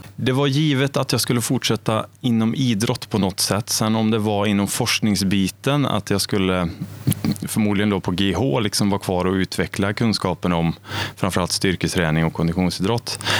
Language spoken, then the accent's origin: Swedish; Arvika, Värmland, Sweden; also born or lived in Stockholm / Åre; now in Karlstad, Sweden; jag är uppvuxen i Arvika